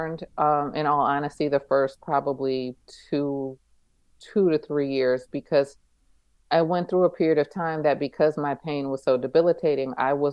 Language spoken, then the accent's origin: English; East Coast, United States; moved away as an adult; also born or lived in Abu Dhabi; I grew up on the East Coast